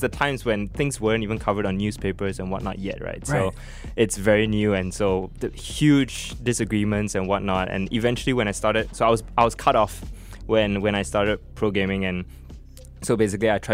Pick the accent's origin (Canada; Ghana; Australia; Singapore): Singapore; also born or lived in Germany; I was born in Germany. So I came to Singapore when I was 4.